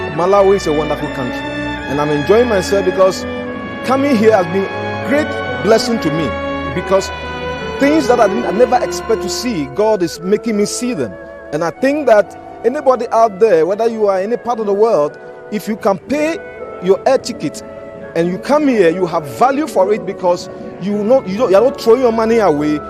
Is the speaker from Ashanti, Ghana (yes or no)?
no; Accra, Greater Accra, Ghana; I'm coming from Accra, Ghana.